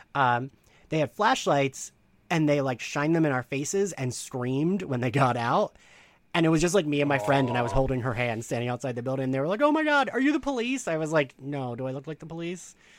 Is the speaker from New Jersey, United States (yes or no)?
yes; New Jersey, United States; my home state of New Jersey